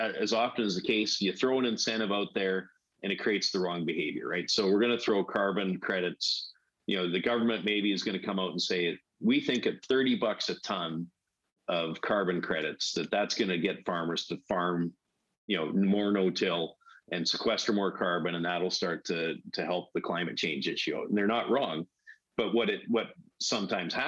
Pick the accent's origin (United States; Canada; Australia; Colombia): Canada; Weldon, Saskatchewan; moved away as an adult; I grew up in Weldon, Saskatchewan, near Prince Albert, Saskatchewan